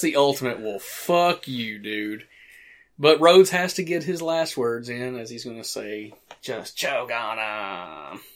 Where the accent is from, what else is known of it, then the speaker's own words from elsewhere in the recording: hometown where The Evil Dead was filmed, Tennessee, United States; the first movie being directed in my hometown, filmed in my hometown